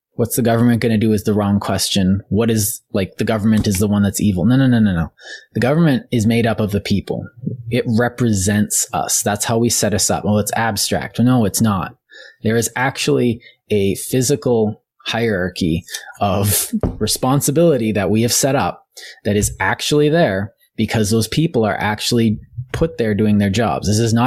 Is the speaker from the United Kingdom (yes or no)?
no; Winnipeg, Manitoba, Canada; I grew up in Winnipeg.